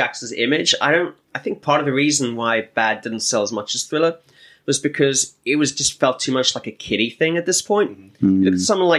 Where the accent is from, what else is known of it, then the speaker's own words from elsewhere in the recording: United Kingdom; we're British